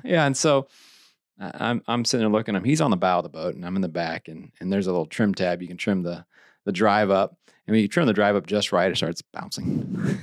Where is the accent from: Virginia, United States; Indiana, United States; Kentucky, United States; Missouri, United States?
Missouri, United States; Eldon; I had a great time growing up in Lake of the Ozarks.